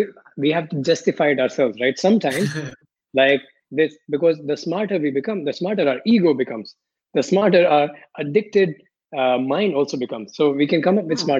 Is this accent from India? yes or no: yes; India; also born or lived in Philippines / Malaysia / Paris, France; now in Barcelona, Spain; growing up in India